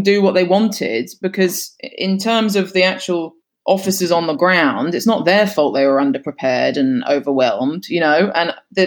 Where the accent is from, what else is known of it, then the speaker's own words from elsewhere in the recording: United Kingdom; accent: English; being British